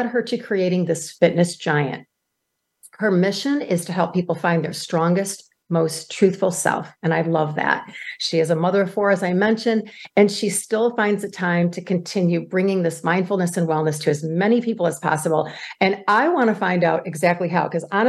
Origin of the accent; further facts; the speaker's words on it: Michigan, United States; I'm from Michigan. It's a very, very prestigious school here